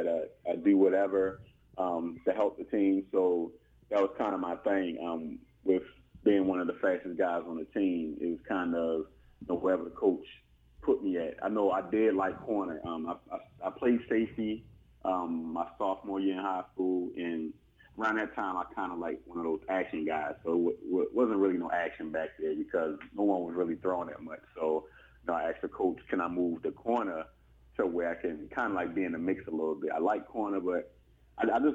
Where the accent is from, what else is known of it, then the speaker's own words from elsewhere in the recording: Baltimore, Maryland, United States; grew up in Baltimore, Maryland.